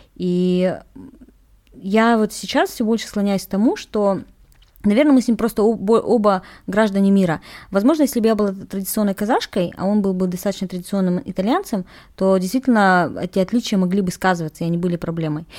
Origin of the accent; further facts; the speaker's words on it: Kazakhstan; Я казашка